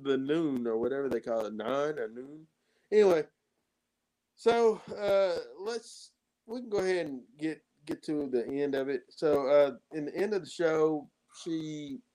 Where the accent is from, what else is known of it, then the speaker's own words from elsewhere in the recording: Kentucky, United States; we're from Kentucky.